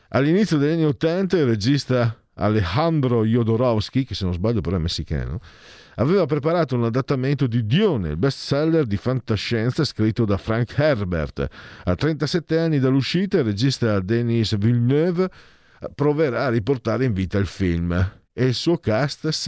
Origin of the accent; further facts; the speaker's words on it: Italy; now in Milan, Italy; io sono veneto friulano